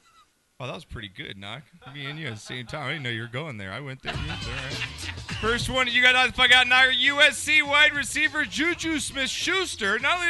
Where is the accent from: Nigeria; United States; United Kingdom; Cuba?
United Kingdom; England; I know I'm English.